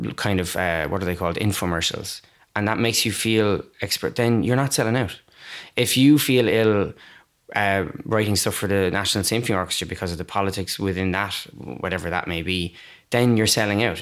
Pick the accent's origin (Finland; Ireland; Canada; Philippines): Ireland; Waterford, Munster; now in Cork, Ireland; I'm not from Cork, I'm from Waterford